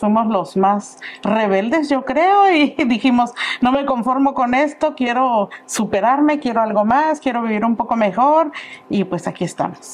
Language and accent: Spanish; Paseo del Alto, Guanajuato, Mexico; moved away; Yo soy originaria de un pueblito muy bonito que se llama Paseo del Alto, Guanajuato. Dice que ya es ciudad, yo no lo creo, pero ya hace muchos años que no estoy allá.